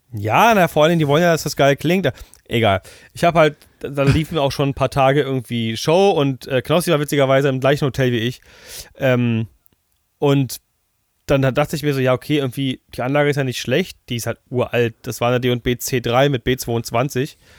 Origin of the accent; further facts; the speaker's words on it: Germany; bei uns in Deutschland